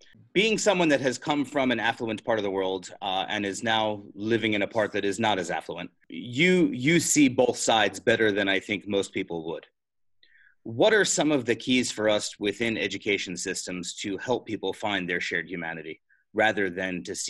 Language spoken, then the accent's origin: English; Pennsylvania, United States; the streets of Pittsburgh here in my home state in the United States